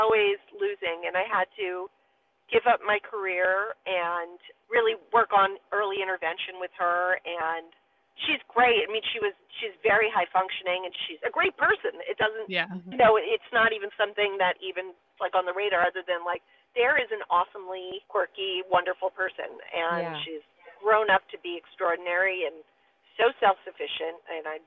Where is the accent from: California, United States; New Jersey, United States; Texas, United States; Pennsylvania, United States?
Pennsylvania, United States; Philadelphia; I was born in Philadelphia